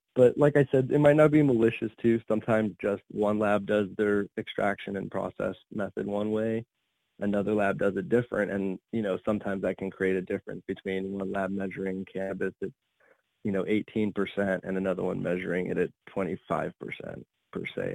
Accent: Arizona, United States; moved away; also born or lived in Colorado / Oregon; I come from Arizona

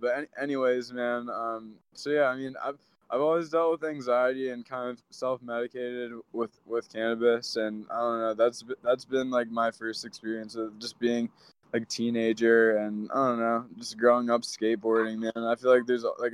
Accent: Maryland, United States; I grew up on the East Coast, though. So I grew up in Maryland.

